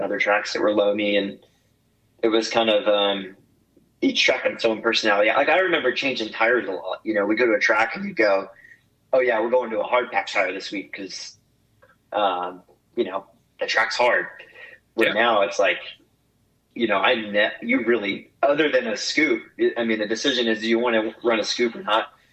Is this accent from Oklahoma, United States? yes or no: yes; Oklahoma, United States; born or raised there